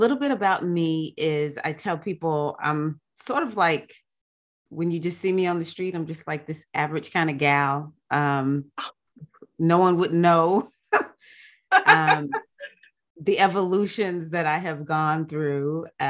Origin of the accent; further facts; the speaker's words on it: the South, United States; born there; I was born in South USA, African-American girl, is that I was not always brought up like a lot of Black people were.